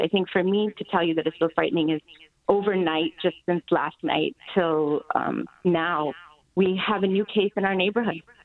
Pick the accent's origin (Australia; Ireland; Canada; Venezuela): Canada; moved away as an adult; now in Hong Kong; growing up in Canada and North America